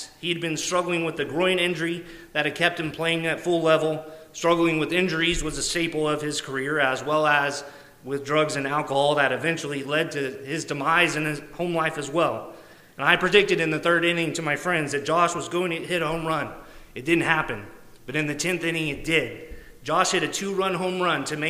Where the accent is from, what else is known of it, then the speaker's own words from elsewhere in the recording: Arlington, Texas, United States; My hometown is Arlington, where the Rangers play